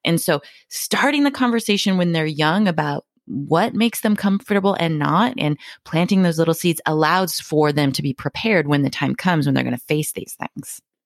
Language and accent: English; Hawaii, United States; moved away; I came from Hawaii